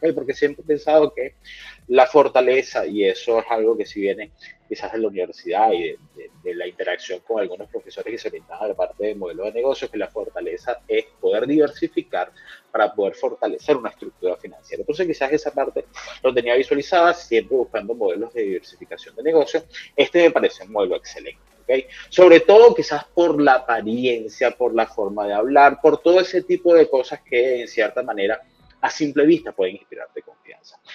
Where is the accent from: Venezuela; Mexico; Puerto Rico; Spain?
Venezuela; soy venezolano